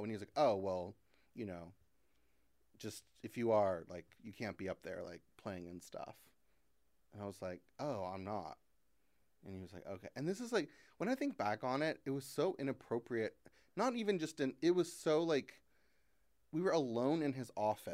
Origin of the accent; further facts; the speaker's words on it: Christian County, Kentucky, United States; also born or lived in Fort Campbell, Kentucky; I was born in Fort Campbell, which is this army base that's in Kentucky.